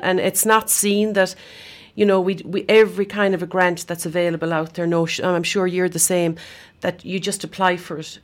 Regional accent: Scariff, Munster, Ireland; when I was growing up in Scarif

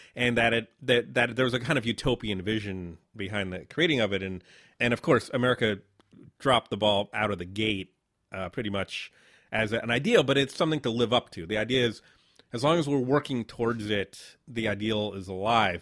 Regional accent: New Haven, Connecticut, United States; moved away as an adult; also born or lived in Brazil / Boston / New York City; now in New Orleans, United States; I grew up in Southern Connecticut, New Haven, which is a, a city of about a hundred fifty thousand, big college town.

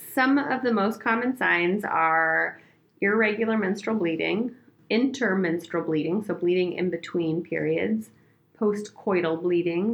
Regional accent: Oregon, United States; moved away as an adult; I'm from Oregon, I grew up there

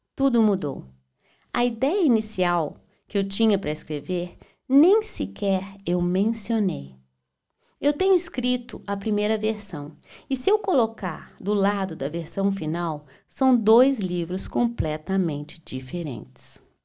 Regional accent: Belo Horizonte, Minas Gerais, Brazil; also born or lived in Berlin, Germany; now in Florianópolis, Brazil; Eu sou mineira de Belo Horizonte

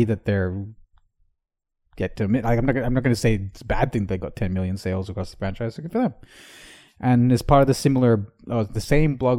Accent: Australia; as the Australian correspondent myself

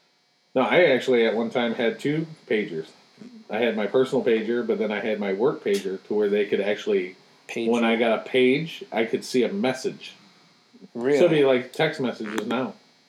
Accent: Boston, Massachusetts, United States; I'm from Boston.

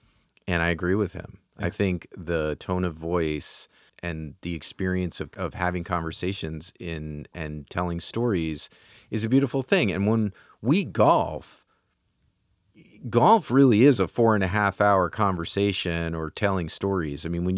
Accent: New York, United States; when I was growing up, like where I grew up in Dutchess County, there was a Dutchess County Country Club, which was right on Route 9.

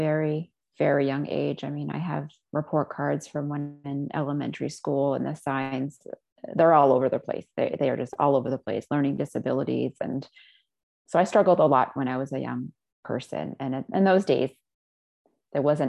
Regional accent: United States; also born or lived in Israel; My parents moved to the States after they had me. So I was a baby when I was moved here

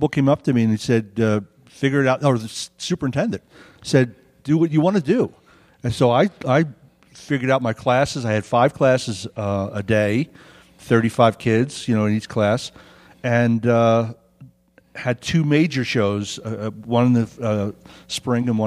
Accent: New York, Philadelphia, East Coast, United States; moved away as an adult; now in Prescott, United States; I'm from the East Coast. I'm from New York, Philadelphia.

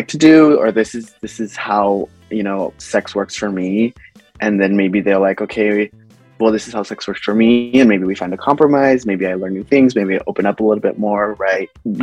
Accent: Los Angeles, California, United States; I'm from Los Angeles, California, born and raised

